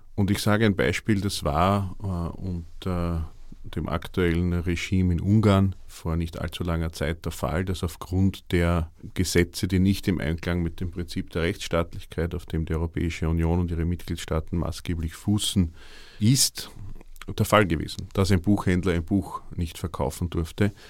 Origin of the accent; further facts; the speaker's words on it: Vienna, Austria; bei uns in Wien